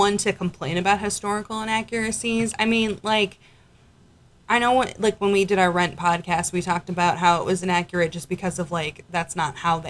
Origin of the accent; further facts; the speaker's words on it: New York, United States; we're from New York